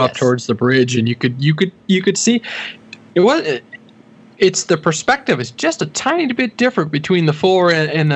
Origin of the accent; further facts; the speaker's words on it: Canada; being Canadian